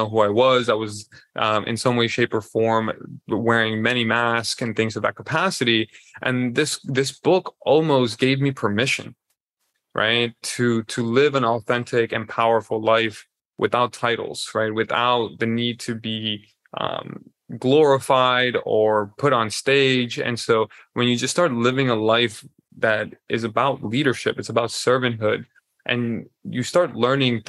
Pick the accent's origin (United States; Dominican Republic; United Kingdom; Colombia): Colombia; I am born and raised in Colombia